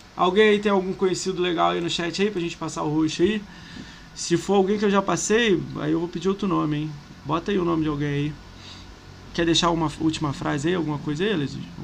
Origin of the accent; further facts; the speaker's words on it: Rio de Janeiro, Brazil; eu sou do Rio